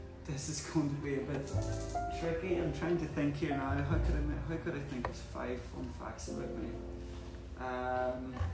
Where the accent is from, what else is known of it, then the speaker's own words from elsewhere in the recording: Letterkenny, County Donegal, Ireland; moved away as an adult; now in Dubai, United Arab Emirates; the town that I grew up in is a town called Letterkenny.